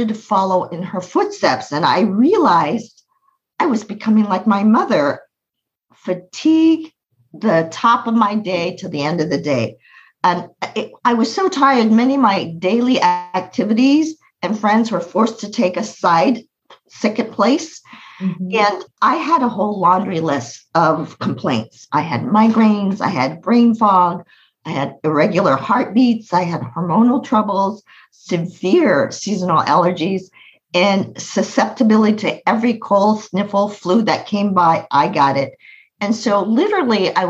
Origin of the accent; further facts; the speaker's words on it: United States; I was born in America. I was born in America.